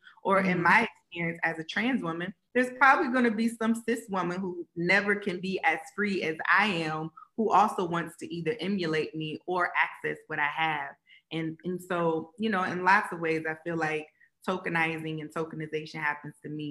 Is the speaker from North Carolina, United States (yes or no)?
no; Columbus, Ohio, United States; I'm a girl from Columbus